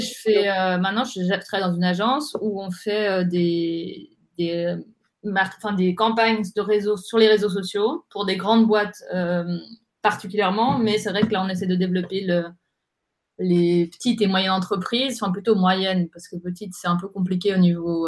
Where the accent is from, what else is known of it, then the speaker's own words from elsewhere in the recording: Geneva, Switzerland; moved away as an adult; now in Zurich, Switzerland; je, suis née à, Genève. du coup, d'une maman suisse-allemande et puis d'un papa tunisien